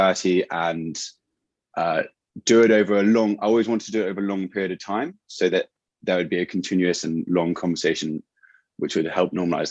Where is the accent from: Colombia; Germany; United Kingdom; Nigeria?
United Kingdom; accent: English; also born or lived in Berkeley, California; now in London, United Kingdom; I was born in London as well and grew up just in a tiny village outside. Did my undergrad at UC Berkeley, and so that was kind of my exposure to the US. And now I'm back in London doing a master's